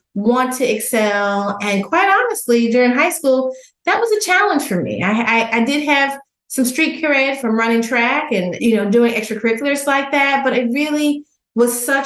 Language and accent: English; outside of Dallas, Texas, United States; growing up in Texas, outside of Dallas in a small town